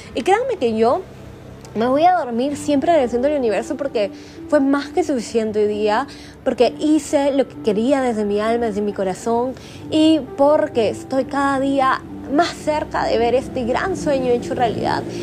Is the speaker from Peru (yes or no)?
yes; Lima, Peru; moved away; en mi ciudad natal, en Lima, Perú